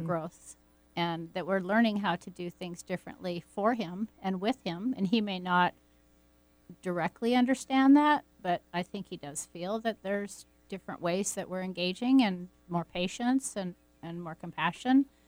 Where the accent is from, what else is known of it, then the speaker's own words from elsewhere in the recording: Pacific Northwest, United States; growing up in the Pacific Northwest and going down to the river